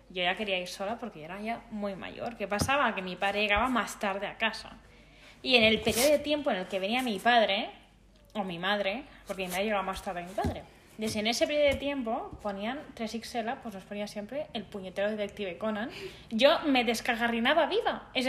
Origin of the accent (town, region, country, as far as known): Andalusia, Spain